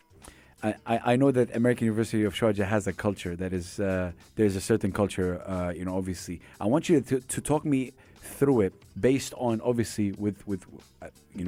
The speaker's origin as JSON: {"language": "English", "country": "Saudi Arabia", "moved": "yes", "lives_now": "UAE", "said": "I'm from Saudi Arabia"}